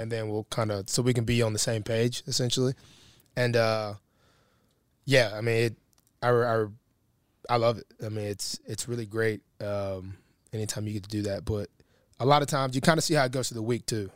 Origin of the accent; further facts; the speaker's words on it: Alabama, United States; moved away as an adult; now in Baltimore, United States; I'm not a city guy. I come from Alabama